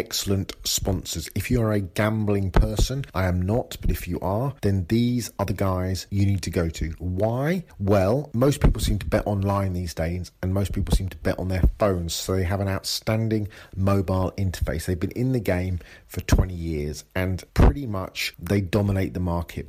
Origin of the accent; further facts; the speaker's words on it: England, United Kingdom; I'm English